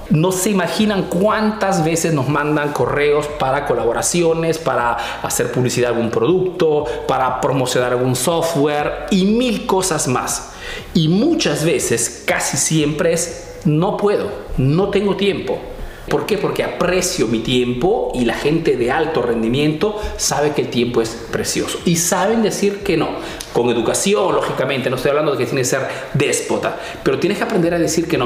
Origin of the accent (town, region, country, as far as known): Peru; now in Italy